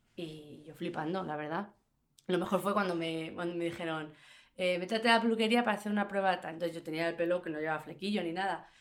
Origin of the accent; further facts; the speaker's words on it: Fuenlabrada, Community of Madrid, Spain; no soy andaluza, soy de Fuenlabrada